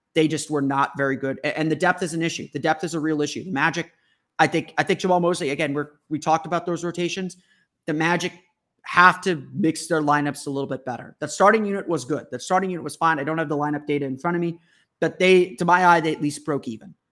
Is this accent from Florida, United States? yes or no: yes; Orlando, Florida, United States; I grew up here in Orlando